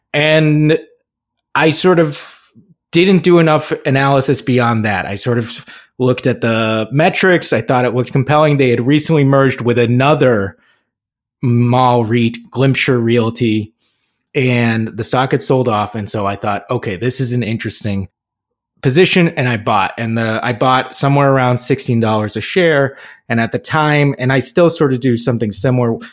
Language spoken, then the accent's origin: English; Burlington, Massachusetts, United States; Burlington Mall, my hometown mall growing up